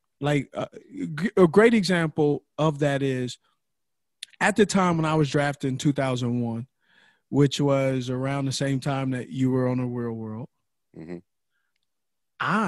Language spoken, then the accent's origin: English; Los Angeles, California, United States; I grew up in Los Angeles